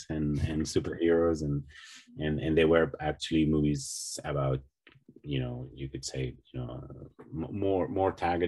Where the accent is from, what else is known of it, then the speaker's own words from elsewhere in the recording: Spain; I grew up in Spain in the 80s, so, and Spanish television was very poor at that time